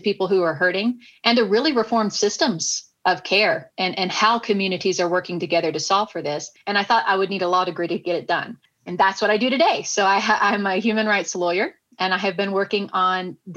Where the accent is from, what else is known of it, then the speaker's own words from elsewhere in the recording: Nashville, Tennessee, United States; I was growing up in Nashville, Tennessee